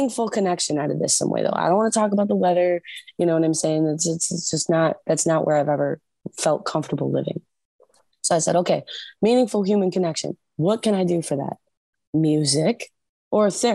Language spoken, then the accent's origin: English; Michigan, United States